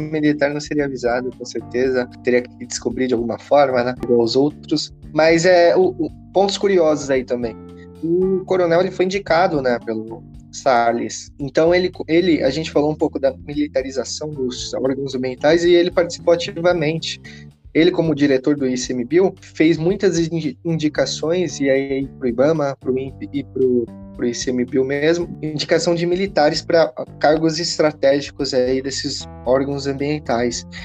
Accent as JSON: {"language": "Portuguese", "country": "Brazil", "said": "eu como brasileiro"}